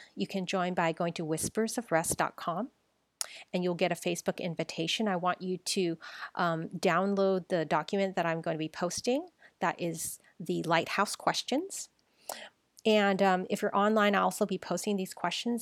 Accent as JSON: {"language": "English", "town": "San Francisco", "region": "California", "country": "United States", "tie": "born or raised there", "said": "I was born here. I was born in San Francisco, Chinatown"}